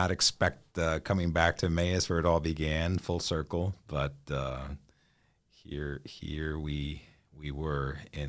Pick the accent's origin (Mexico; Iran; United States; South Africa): Mexico; moved away as an adult; My parents are missionaries, so I'm an MK from Mexico. A missionary kid